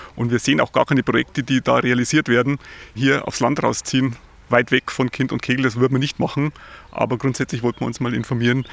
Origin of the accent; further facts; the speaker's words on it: south of Munich, Bavaria, Germany; Wir kommen aus dem Raum von Südmünchen